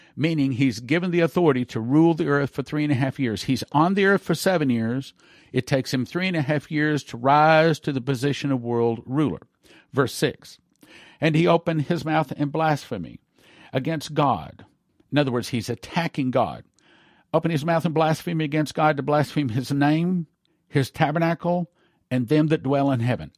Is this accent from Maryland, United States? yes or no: no; Texas, United States; being Texan